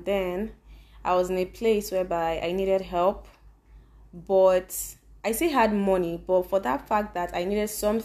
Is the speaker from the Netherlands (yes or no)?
no; Nigeria; moved away as an adult; Being a Nigerian